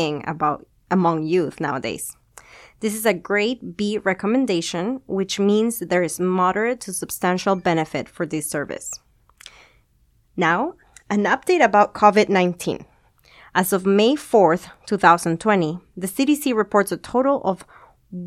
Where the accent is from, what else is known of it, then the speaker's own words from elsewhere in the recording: Peru; moved away as an adult; also born or lived in California, United States; now in Bakersfield, United States; I grew up in Peru, and then I moved to the States for college